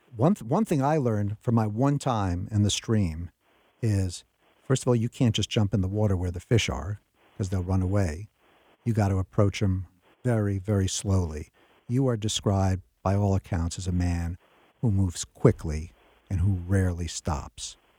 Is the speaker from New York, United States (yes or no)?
yes; New York, United States; When I was a kid growing up in New York